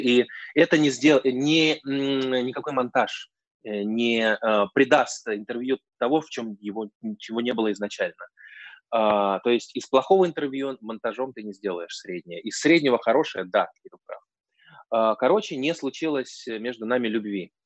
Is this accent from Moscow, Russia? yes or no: no; Saint Petersburg, Russia; Я вообще из Петербурга, это город странных друзей